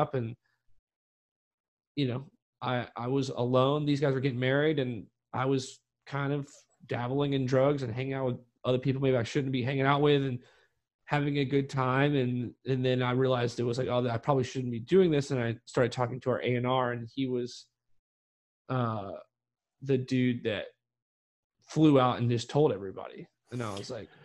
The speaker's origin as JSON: {"language": "English", "region": "North Carolina", "country": "United States", "tie": "born or raised there", "said": "growing up in North Carolina where shit was weird sometimes"}